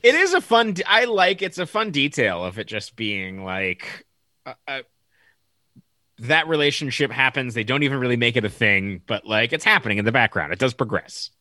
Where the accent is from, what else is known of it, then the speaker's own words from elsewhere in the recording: Las Vegas, Nevada, United States; also born or lived in Los Angeles area; now in Los Angeles, United States; growing up in Vegas, me and my brother loved hockey